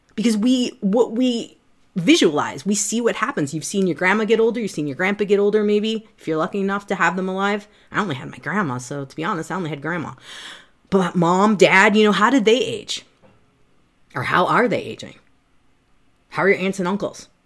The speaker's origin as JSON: {"language": "English", "region": "Midwest", "country": "United States", "said": "I'm from the Midwest."}